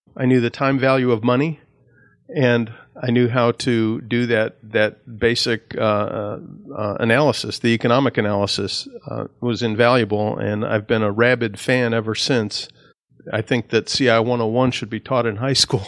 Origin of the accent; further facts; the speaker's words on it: Northlake, Illinois, United States; now in Tampa Bay area, United States; I was born and raised outside of Chicago, a small suburb called North Lake, Illinois.